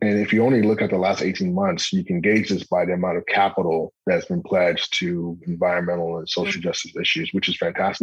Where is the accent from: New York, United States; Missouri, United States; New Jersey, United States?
New Jersey, United States; I was born in New Jersey